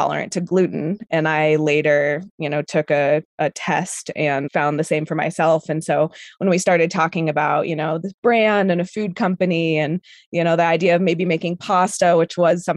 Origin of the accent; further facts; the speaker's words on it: Colorado, United States; also born or lived in Argentina; I'm from Colorado